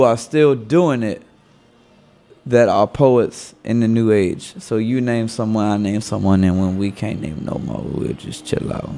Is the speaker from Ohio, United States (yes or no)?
no; Washington, District of Columbia, United States; accent: DC; people ask me, "Oh, so you're from here?"